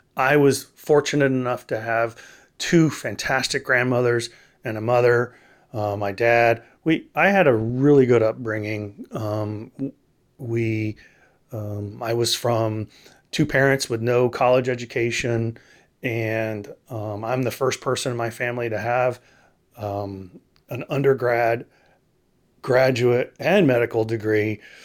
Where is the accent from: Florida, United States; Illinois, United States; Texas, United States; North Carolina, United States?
Texas, United States; now in Tennessee, United States; I grew up in Texas